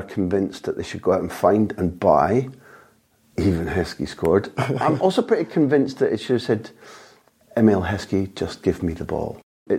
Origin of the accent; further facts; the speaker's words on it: Scotland, United Kingdom; even as a Scot